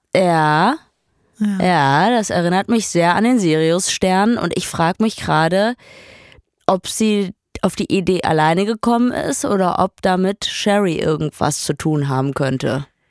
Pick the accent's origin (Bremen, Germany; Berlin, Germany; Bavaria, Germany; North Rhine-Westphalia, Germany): North Rhine-Westphalia, Germany; Ruhr area; ich komme aus dem Ruhrpott